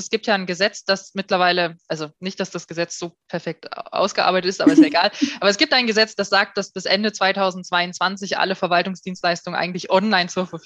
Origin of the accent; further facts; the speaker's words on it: Bleicherode, Thuringia, Germany; Aus Thüringen, aus dem Norden von Thüringen, aus einer kleinen Stadt namens Bleicherode, die auch keiner kennt.